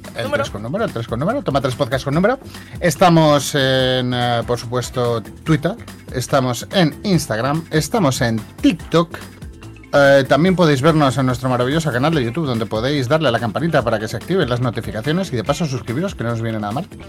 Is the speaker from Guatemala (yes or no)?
no; Spain; No somos yankees. Españoles